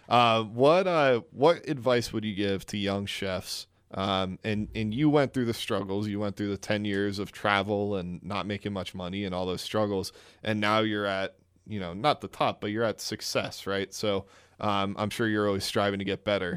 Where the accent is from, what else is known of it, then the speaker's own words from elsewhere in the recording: New Jersey, United States; moved away; I'm from New Jersey